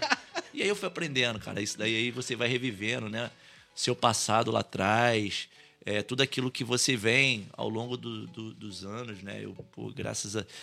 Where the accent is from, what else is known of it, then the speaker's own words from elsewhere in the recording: Valença, Brazil; onde eu nasci, onde cresci, vi, vi nascer o bairro